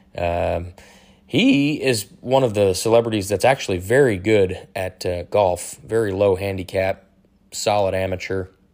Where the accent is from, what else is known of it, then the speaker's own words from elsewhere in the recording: Detroit, Michigan, United States; I was born and raised in Detroit, Michigan